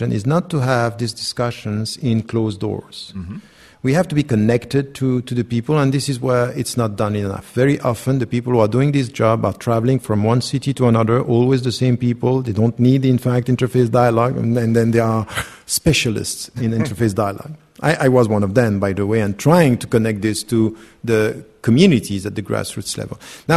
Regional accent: Switzerland; I was born and raised in Switzerland

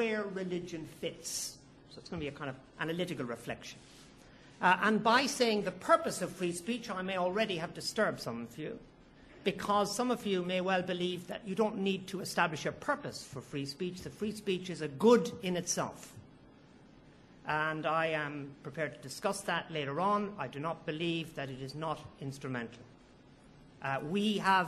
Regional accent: Ireland; now in United Kingdom; as an Irishman

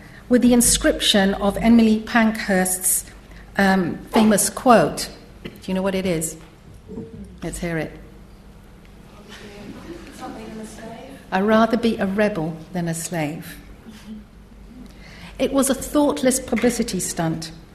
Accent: Trinidad & Tobago; moved away as an adult; now in United Kingdom; ever since I came to Britain in the 1970s as a young woman from Trinidad.

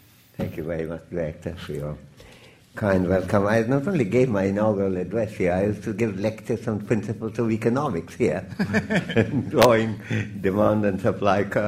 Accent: India; I'm exclusively an Indian citizen

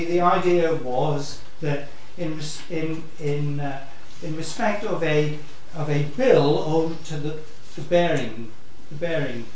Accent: Wales, United Kingdom; as a Welshman

